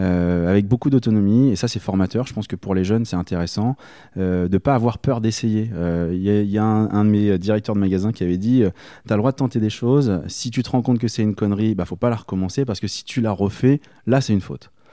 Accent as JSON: {"language": "French", "town": "Rouen", "region": "Normandy", "country": "France", "tie": "born or raised there", "moved": "as an adult", "lives_now": "Berry, France", "said": "je suis originaire de Normandie et euh, j'y ai passé bah, toute, euh, toute ma tendre enfance jusqu'à la fin de mes études, c'est-à-dire jusqu'à 23 ans."}